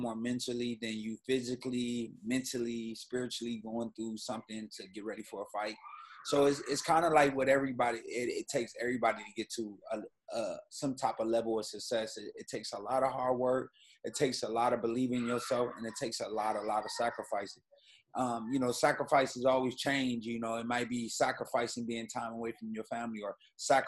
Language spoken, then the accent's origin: English; Grand Rapids, Michigan, United States; moved away; also born or lived in New York; the city I was raised in, Grand Rapids, Michigan.